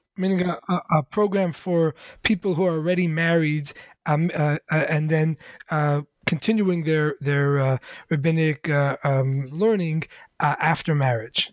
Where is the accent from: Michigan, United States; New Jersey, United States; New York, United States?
New York, United States; New York City; I grew up in the Lubavitch Hasidic community uh-huh. in in Crown Heights, Brooklyn